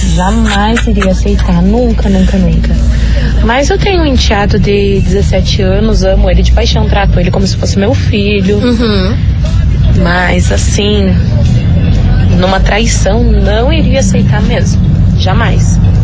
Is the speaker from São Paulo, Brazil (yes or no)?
no; Araucária, Paraná, Brazil; also born or lived in Campo Largo; eu sou de Araucária